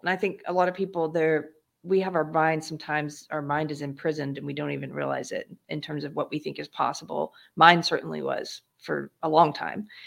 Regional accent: South Carolina, United States; also born or lived in California; now in Texas, United States; I'm originally from South Carolina, but I came here via California

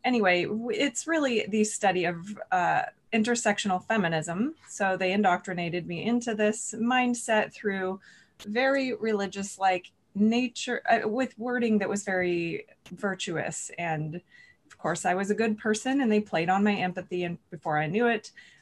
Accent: California, United States; I was born and raised in California

